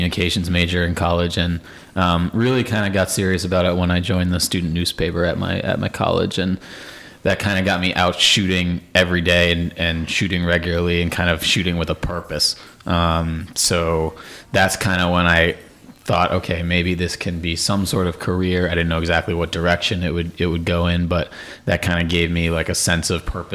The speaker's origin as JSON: {"language": "English", "town": "Baltimore", "region": "Maryland", "country": "United States", "tie": "born or raised there", "moved": "yes", "lives_now": "Boston, United States", "said": "So I grew up outside of Baltimore, in the suburbs of Baltimore"}